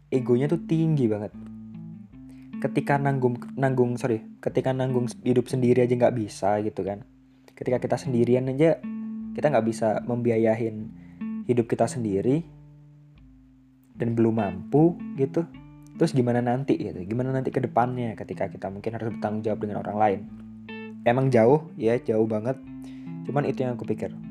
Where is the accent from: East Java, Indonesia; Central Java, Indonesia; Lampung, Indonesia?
East Java, Indonesia; Surabaya; now in Bali, Indonesia; aku kuliah di aku kuliah di Bali sedangkan aku asal dari Surabaya cukup jauh dan ini adalah pilihanku sendiri aku sendiri yang memilih untuk untuk ngerantau jauh-jauh untuk lanjut sekolah di sini